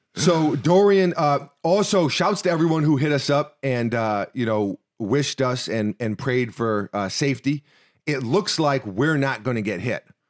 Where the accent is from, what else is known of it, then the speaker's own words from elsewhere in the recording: New York City, New York, United States; now in Florida, United States; we're from New York City